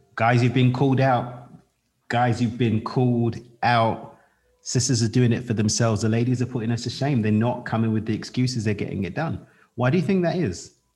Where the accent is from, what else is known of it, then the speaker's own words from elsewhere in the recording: London, United Kingdom; I'm Black British. I was born in East London in the UK in the 80s